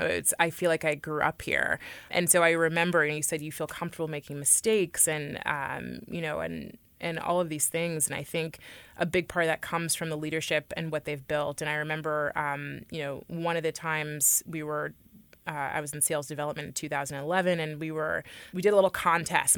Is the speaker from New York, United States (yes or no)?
no; Oakland, California, United States; I was raised in Oakland, which is an incredibly diverse area in the Bay Area